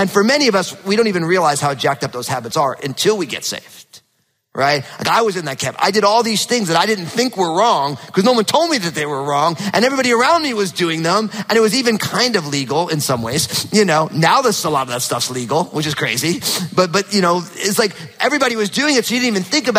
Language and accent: English; New Jersey, United States; now in Pacific Northwest, United States; growing up in New Jersey, super hot, humid summers and freezing cold winters were normal. And now, because I live in the Northwest